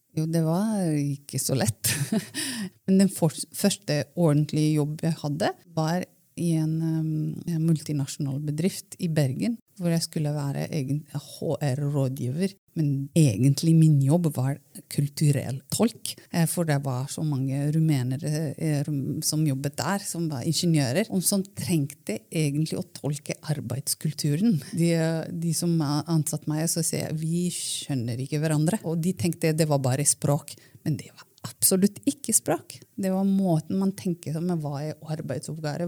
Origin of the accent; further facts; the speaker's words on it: Romania; Norwegian is a second language; moved away as an adult; now in Norway; Jeg er født og oppvokst i Romania. Flyttet til Norge for kanskje eh, Det blir jo 18 år siden